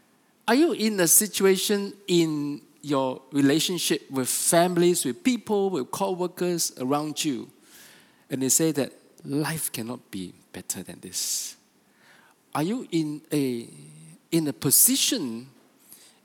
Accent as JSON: {"language": "English", "region": "Sabah", "country": "Malaysia", "said": "we are from Sabah"}